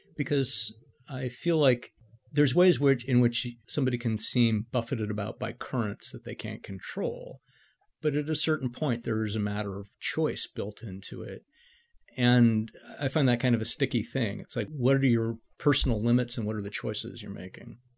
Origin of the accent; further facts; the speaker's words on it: San Francisco, California, United States; I grew up in San Francisco, uh, you know, in, in the mid-seventies